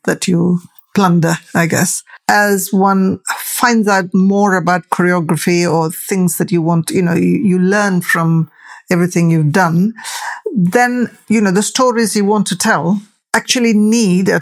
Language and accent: English; Tamil, South Indian, India; now in United Kingdom; I'm a Tamil, I'm an Indian, I'm a South Indian.